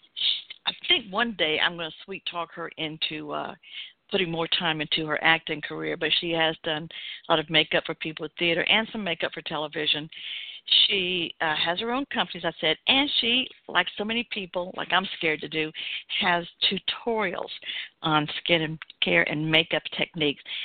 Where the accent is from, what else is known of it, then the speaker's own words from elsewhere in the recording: Atlanta, Georgia, United States; Growing up in the South in Atlanta